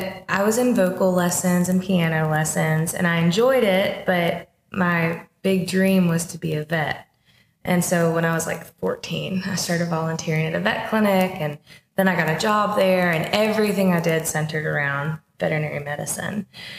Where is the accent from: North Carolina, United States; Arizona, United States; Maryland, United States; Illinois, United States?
North Carolina, United States; Mount Airy; now in Nashville, United States; So I grew up in North Carolina in a really small town called Mount Airy, and it's Mayberry.